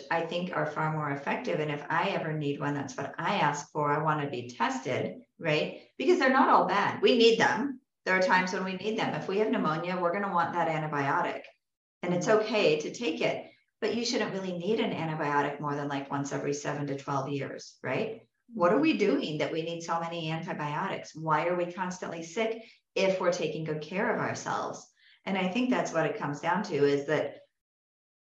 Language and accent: English; California, United States; moved away; also born or lived in the South; I'm from California